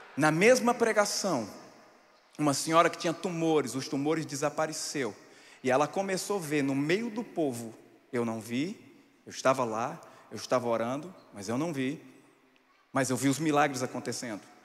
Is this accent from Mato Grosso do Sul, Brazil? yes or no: no; sertão of Pernambuco, Brazil; onde eu nasci no sertão de Pernambuco